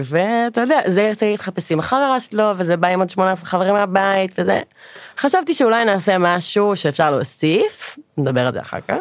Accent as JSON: {"language": "Hebrew", "area": "Sharon", "region": "Central District", "country": "Israel", "moved": "as an adult", "lives_now": "Pardes Hanna, Israel", "said": "במקור אני מאוד השרון"}